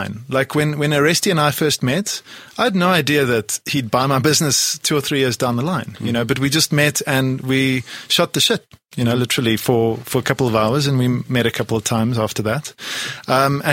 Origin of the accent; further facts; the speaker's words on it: Poland; now in South Africa; I come from Poland originally. I was born in Poland.